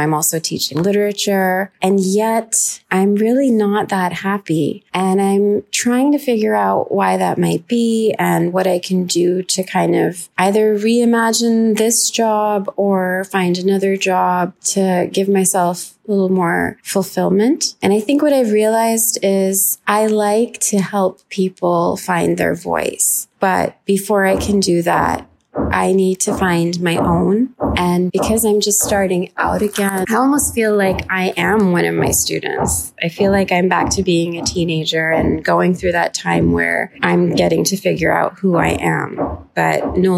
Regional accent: New York, United States; also born or lived in Lahore, Pakistan / Austin, Texas / London, England; I am a Pakistani and an American. I am a writer and a teacher, and I have lived all over the place. I grew up in New York, also in Lahore, Pakistan

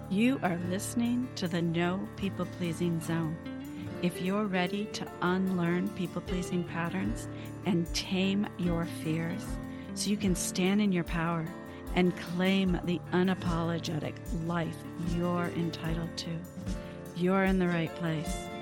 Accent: Canada; also born or lived in United States; I'm Canadian. but I'm also an immigrant. I came to Canada as a child

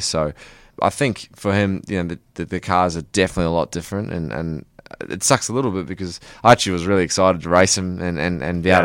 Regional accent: New Zealand; now in Australia; I'm actually originally from New Zealand, um, but I've lived in Australia for 14 years.

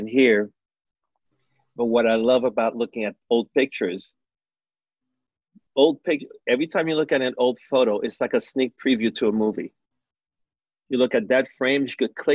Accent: Montreal, Quebec, Canada; born or raised there; also born or lived in New York, United States / Haiti

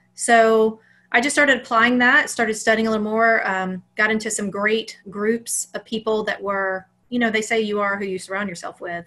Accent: Alabama, United States; I grew up in Alabama.

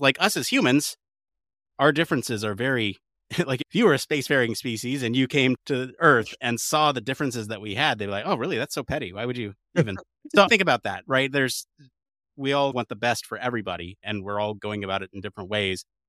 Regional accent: United States; the American in the room

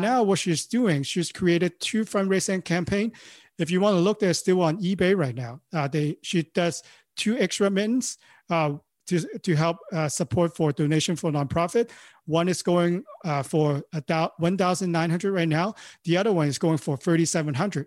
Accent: Hong Kong; English is a second language; moved away as an adult; now in Los Angeles, United States; I born and raised in Hong Kong, you know, I speak Cantonese and, and, uh, you know, Mandarin.

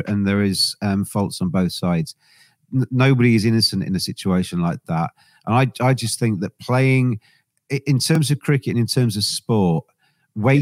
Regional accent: England, United Kingdom; I'm English. I'm very proud to be English

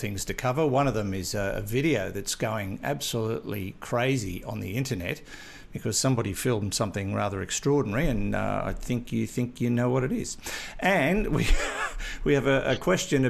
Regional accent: Australia; I'm Australian

